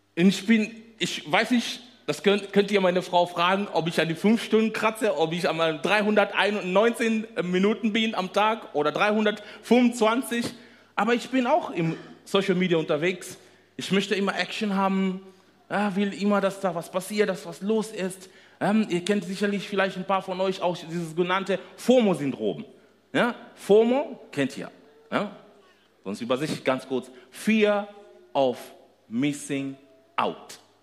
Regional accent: Kenya; German is a second language; moved away as an adult; now in Germany; ursprünglich kommen wir aus Kenia, sind dort geboren, nach Deutschland gekommen äh, zu studieren.

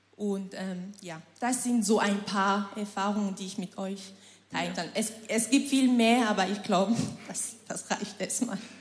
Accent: Cameroon; moved away as an adult; now in Germany; Ich komme aus Kamerun, ähm, lebe seit November

